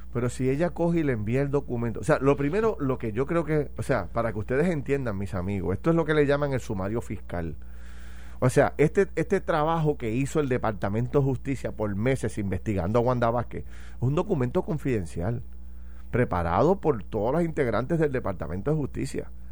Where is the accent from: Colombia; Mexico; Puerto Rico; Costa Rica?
Puerto Rico; a mí como puertorriqueño